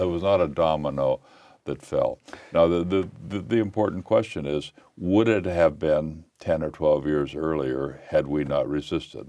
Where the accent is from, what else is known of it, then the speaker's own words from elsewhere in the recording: Illinois, United States; I'd grown up in Glen, Illinois, an old mining town